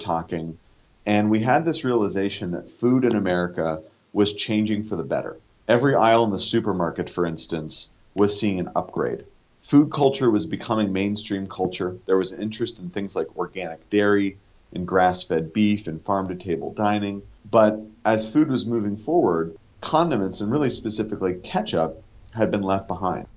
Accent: Northern California, United States; Growing up in Northern California

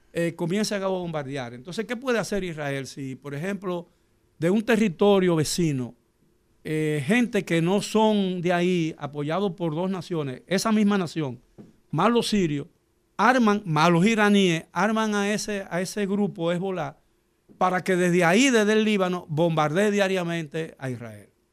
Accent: Dominican Republic; yo soy dominicano porque nací en la República Dominicana

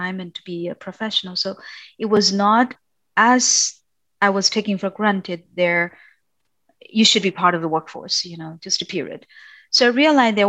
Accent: China; moved away as an adult; also born or lived in Europe; I was born and raised in China

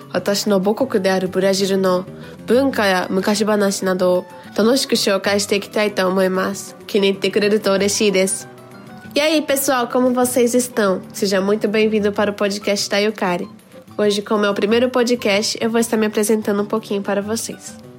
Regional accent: Japan; nasci no Japão e sempre estudei em escola japonesa

